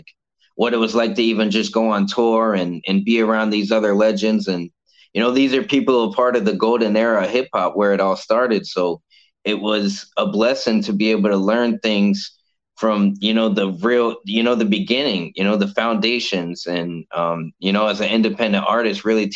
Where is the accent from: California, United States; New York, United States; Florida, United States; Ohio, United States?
Florida, United States; Cape Coral; Cape Coral itself is like a retirement place